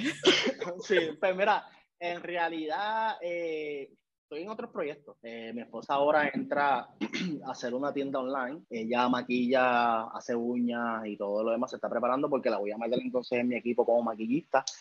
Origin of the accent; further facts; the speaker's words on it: Puerto Rico; moved away as an adult; also born or lived in New York / Buffalo / Florida; vine a Puerto Rico, Montevalvería, en el pueblo de, de, mi pueblo en Juan, Puerto Rico